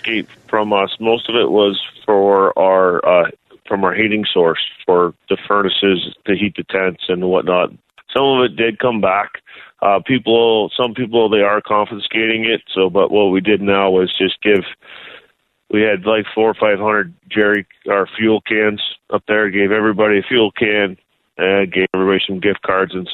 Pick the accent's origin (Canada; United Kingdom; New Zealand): Canada; as a Canadian